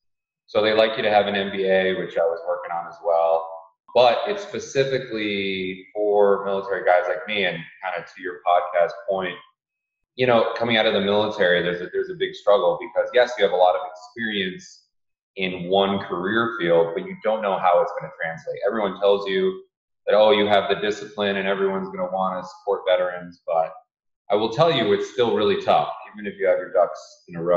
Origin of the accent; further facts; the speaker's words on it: New Jersey, United States; moved away as an adult; also born or lived in Australia / California; now in Florida, United States; I'm originally from New Jersey